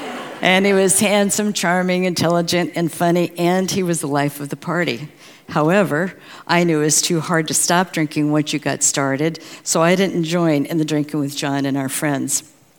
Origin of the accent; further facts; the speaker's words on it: St. Louis, Missouri, United States; born there; I was born in St. Louis, Missouri, to an Air Force sergeant and a mom who had suffered from polio as a child.